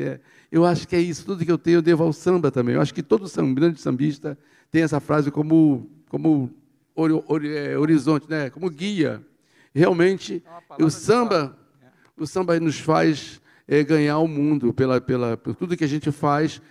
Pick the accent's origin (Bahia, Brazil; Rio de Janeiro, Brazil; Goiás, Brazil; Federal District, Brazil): Rio de Janeiro, Brazil; a esquina onde eu nasci e me criei, que é lá na Vila Vintém.